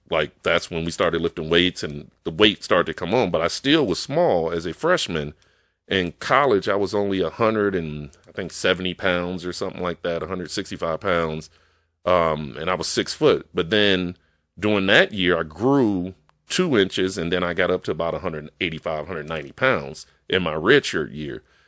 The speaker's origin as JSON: {"language": "English", "town": "Chicago", "region": "Illinois", "country": "United States", "tie": "born or raised there", "moved": "yes", "said": "I grew up in Chicago"}